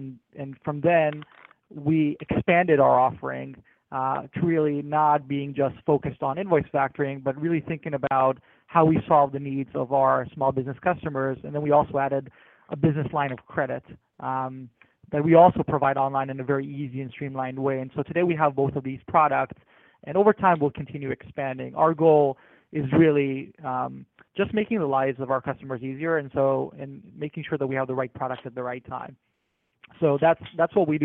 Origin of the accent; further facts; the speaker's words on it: New Jersey, United States; moved away; also born or lived in New York / Israel; I grew up in New Jersey and later on Israel.